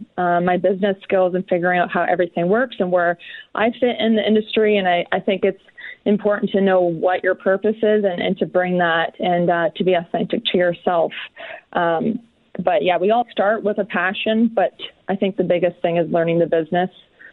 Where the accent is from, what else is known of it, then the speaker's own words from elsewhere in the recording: Peterborough, Ontario, Canada; my hometown of Peterborough.